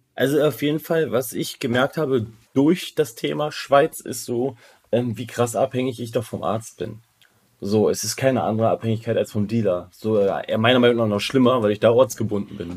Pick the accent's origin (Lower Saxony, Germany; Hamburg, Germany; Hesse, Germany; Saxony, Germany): Hesse, Germany; Kassel; now in Switzerland; bei uns in Kassel, wo ich ursprünglich herkomme